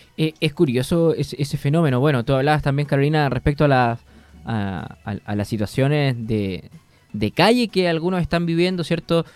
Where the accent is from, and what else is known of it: Chile